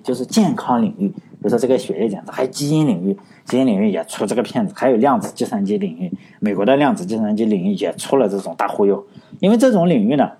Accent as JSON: {"language": "Chinese", "region": "Shandong", "country": "China", "said": "我是山东人嘛，我经常看山东的历史"}